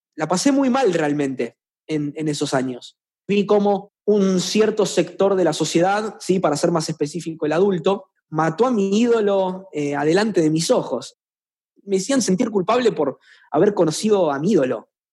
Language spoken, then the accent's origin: Spanish; Rosario, Santa Fe, Argentina; accent: rosarino; los rosarinos tenemos un acento muy marcado en Argentina, no pronunciamos bien